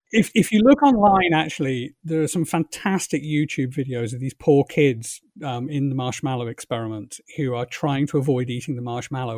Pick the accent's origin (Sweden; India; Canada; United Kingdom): United Kingdom; England; moved away as an adult; also born or lived in London; now in Ireland; I've just past twenty years as a guy who was brought up in England and was English